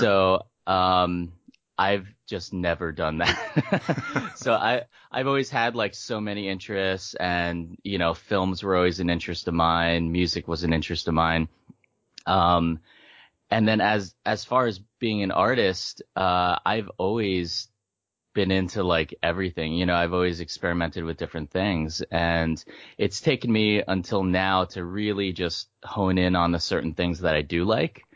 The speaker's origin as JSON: {"language": "English", "region": "Pennsylvania", "country": "United States", "tie": "born or raised there", "also_born_or_lived": "South Korea / New Jersey", "said": "I was born in South Korea. Uh, I was adopted when I was two. Hmm. I lived in Jersey um, in my younger years, and then I moved to Pennsylvania, and I lived in Pennsylvania most of my life"}